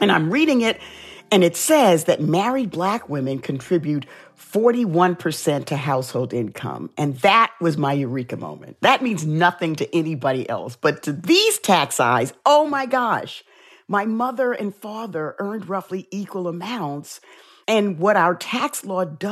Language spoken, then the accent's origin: English; New York City, New York, United States; growing up in the South Bronx, I dealt with racism a lot.